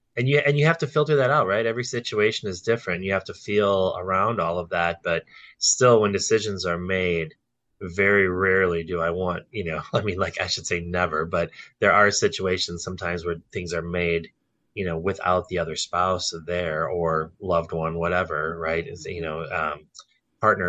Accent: Brookfield, Wisconsin, United States; also born or lived in New Berlin, Wisconsin; I grew up in Brookfield and I literally migrated five minutes south to New Berlin

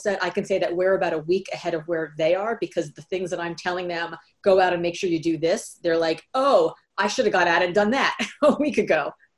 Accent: Miami, Florida, United States; also born or lived in New York / California; now in Boston, United States; I grew up in Miami, Florida. So I live in Boston now, but I spent my formative years. I was born in New York, but my formative years in Miami.

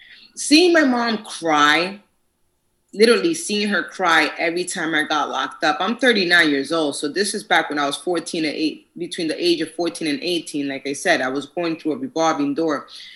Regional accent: New York City, New York, United States; moved away; also born or lived in Boston; And I'm originally from New York, Manhattan, New York. And my mom moved me and my sister to Boston, outside of Boston.

